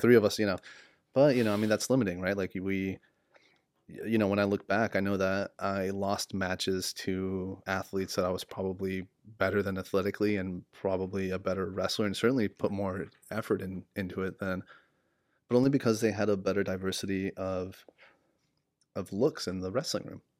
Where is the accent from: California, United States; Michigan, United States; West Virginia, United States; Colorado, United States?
California, United States; San Diego; moved away as an adult; now in Sacramento, United States; I kind of, um, really grew up in, like, California, Southern California, San Diego immigrant culture.